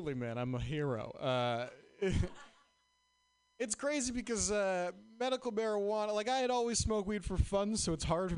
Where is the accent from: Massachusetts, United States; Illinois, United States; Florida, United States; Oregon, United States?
Massachusetts, United States; Boston; moved away; I'm from Boston